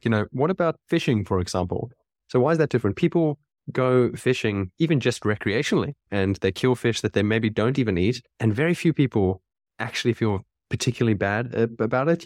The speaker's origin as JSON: {"language": "English", "country": "South Africa", "tie": "born or raised there", "said": "where I was born, I was born in South Africa."}